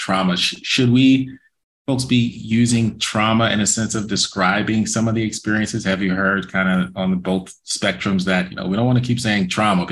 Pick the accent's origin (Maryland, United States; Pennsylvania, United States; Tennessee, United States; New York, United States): Maryland, United States; Baltimore; growing up in Baltimore City